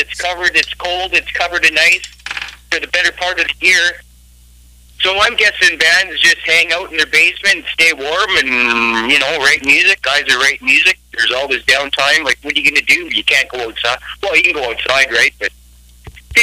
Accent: Brandon, Manitoba, Canada; accent: Canadian; we're from Brandon, Manitoba, Canada.

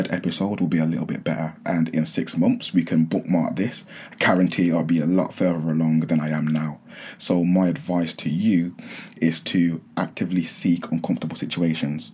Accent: near Birmingham, West Midlands, United Kingdom; also born or lived in Nottingham; I relocated from Nottingham back home near the Midlands, Birmingham

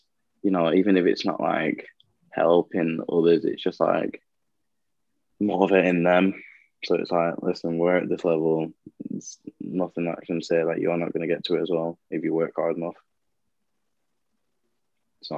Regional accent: Blackburn, North West England, United Kingdom; I'm actually from Blackburn.

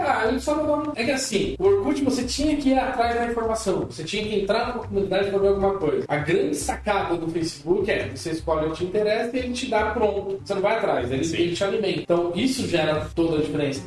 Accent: São Bernardo do Campo, São Paulo, Brazil; Como eu sou da ABC, sou de São Bernardo

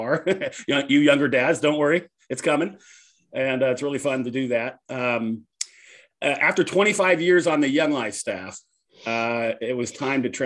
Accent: San Jose, California, United States; I was raised up in Northern California in the Bay Area in San Jose.

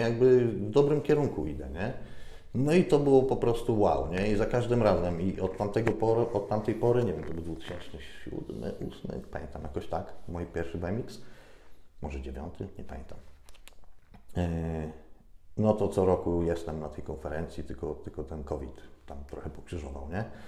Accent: Lower Silesian Voivodeship, Poland; moved away as an adult; ja pochodzę z małej wsi, z Dolnego Śląska

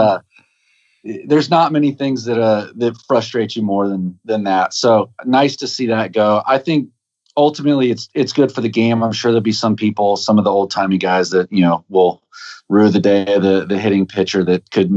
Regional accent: Florida, United States; moved away; I'm from Florida

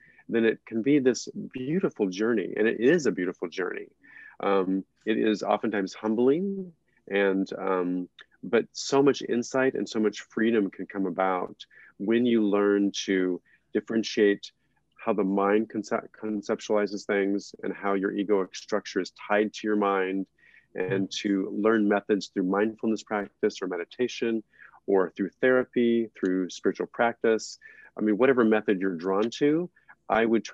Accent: New Mexico, United States; I come from New Mexico, where Native American Indian culture and Mexican culture are more primary

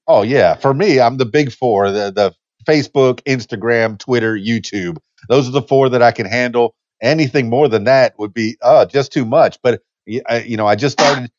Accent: Miami, Florida, United States; now in Conway, United States; I'm from Miami, Florida, so I, I know the southeast uh, pretty well. I was born and raised there. Uh, the Keys, Keys, Dan, Florida Keys is where I'm from

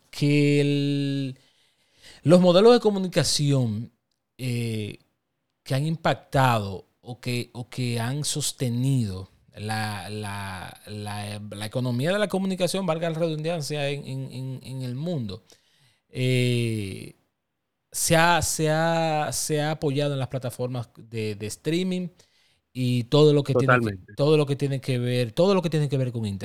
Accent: Dominican Republic; día todos vivimos aquí, todos pertenecemos a la República Dominicana, todos somos dominicanos

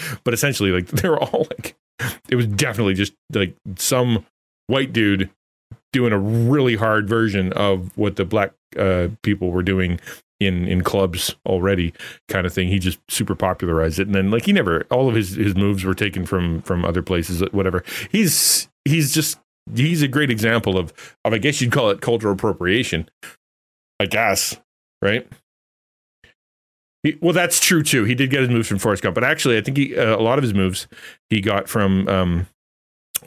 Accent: Canada; I'm Canadian

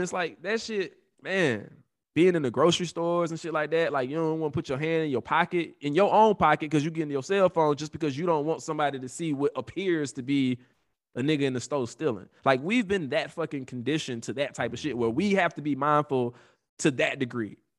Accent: Atlanta, Georgia, United States; we are from Atlanta

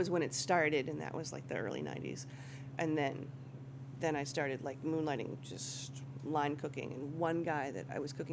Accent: Marblehead, Massachusetts, United States; also born or lived in Malden, Massachusetts; now in Salem, United States; I'm from Marblehead

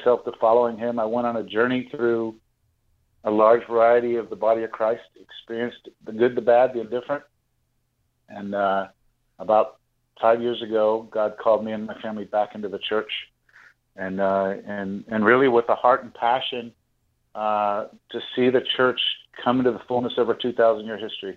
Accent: Pittsburgh, Pennsylvania, United States; I grew up in the Catholic Church, and I was my family, we were all born in Pittsburgh, Pennsylvania.

